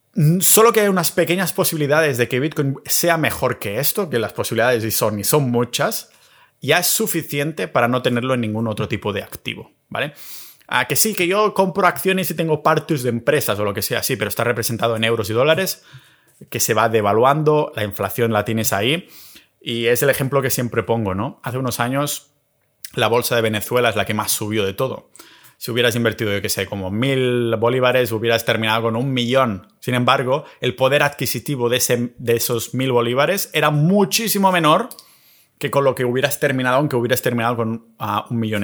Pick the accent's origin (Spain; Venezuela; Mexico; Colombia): Spain; Catalonia; moved away; después de estar tres semanitas en mi pueblo catalán